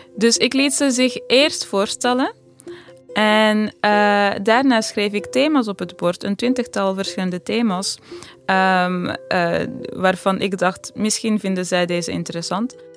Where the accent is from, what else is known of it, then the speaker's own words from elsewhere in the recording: Amsterdam, North Holland, Netherlands; als iemand uit Amsterdam heb ik het idee